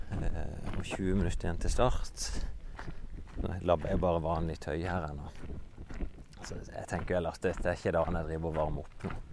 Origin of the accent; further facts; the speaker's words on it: Vennesla, Agder, Norway; moved away; Jeg er jo fra Vennesla, egentlig.